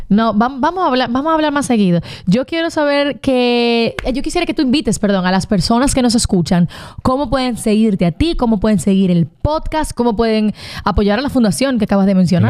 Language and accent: Spanish; Dominican Republic; como dominicanos